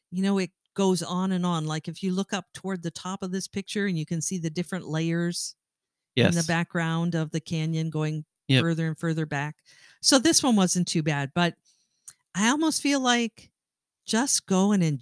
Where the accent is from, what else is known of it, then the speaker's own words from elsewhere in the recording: Great Lakes area, Midwest, United States; we come from the Midwest and we come from the Great Lakes area